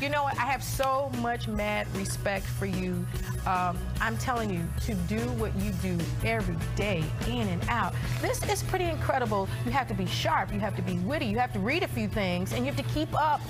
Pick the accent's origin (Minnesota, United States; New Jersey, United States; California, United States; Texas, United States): Texas, United States; Dallas; also born or lived in Marshall; So I grew up in East Texas, in Marshall, Texas, but I grew up in Dallas.